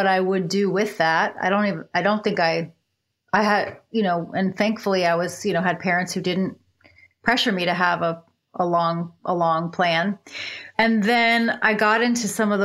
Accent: Upper Darby, Pennsylvania, United States; I was born in Upper Darby, Pennsylvania, which is a suburb of Philadelphia

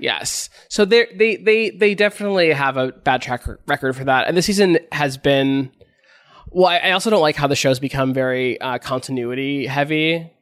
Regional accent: Los Angeles, California, United States; I grew up here, uh, in L

